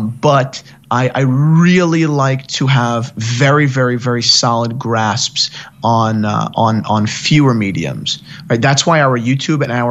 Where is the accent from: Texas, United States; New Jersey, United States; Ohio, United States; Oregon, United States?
New Jersey, United States; near Gary Vaynerchuk's wine shop; I grew up 15 minutes from Gary's wine shop.